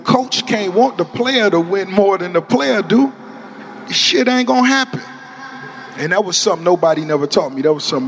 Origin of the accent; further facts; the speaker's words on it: Miami, Florida, United States; But as far as the flavor and the style, growing up in Miami, it's always been universal.